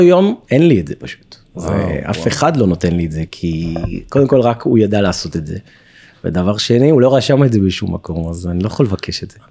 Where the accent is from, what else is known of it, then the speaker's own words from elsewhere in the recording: Tel Aviv, Tel Aviv District, Israel; גדלתי ברמת אביב, בדירת שלושה חדרים, ישן עם אח שלי בחדר עד גיל 18